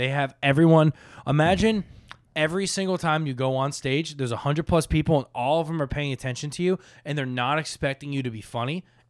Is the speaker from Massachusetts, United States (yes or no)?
no; Boca Raton, Florida, United States; Dude, I grew up in Boca, where everyone's Jewish, so we had like two churches.